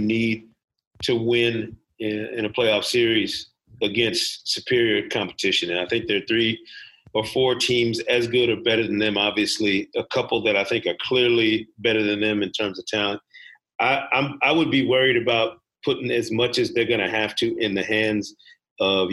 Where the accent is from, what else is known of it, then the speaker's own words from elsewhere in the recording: Grand Rapids, Michigan, United States; I'm from Grand Rapids, Michigan